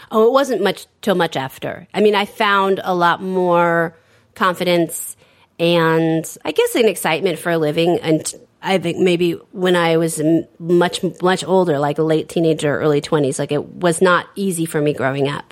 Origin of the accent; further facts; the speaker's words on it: San Francisco, California, United States; my family owned a bookstore in the 70s and the 80s in San Francisco, which uh, was catering to the gay community. And so I grew up around a lot of gay people